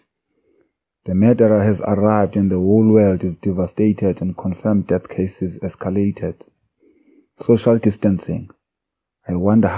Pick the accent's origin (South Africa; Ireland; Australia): South Africa; King William's Town, Eastern Cape; first language Xhosa; English is a second language; now in Cape Town, South Africa; I was born and bred in the Eastern Cape in a small village called Fort Murray in King Williamstown, but now residing in Cape Town, Delft.